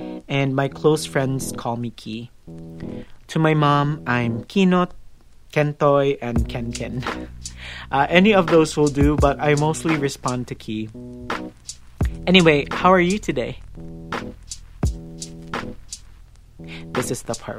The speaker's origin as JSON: {"language": "English", "town": "Cebu City", "region": "Central Visayas", "country": "Philippines", "tie": "born or raised there", "also_born_or_lived": "Iligan City", "moved": "yes", "lives_now": "Cavite City, Philippines", "said": "I was born in Iligan City, raised in Cebu City, and now residing in Cavite City"}